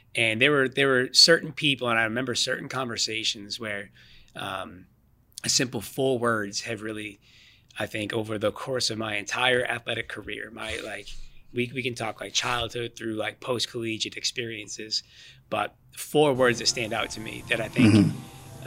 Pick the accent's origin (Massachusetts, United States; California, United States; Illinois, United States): Massachusetts, United States; Boston; I'm born born and raised in the Boston, Mass area. So I've been I've been here my entire life